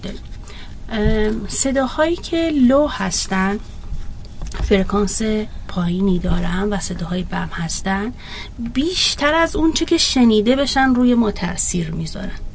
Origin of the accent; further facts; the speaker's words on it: Iran; من یک ایرانی هستم ایرانی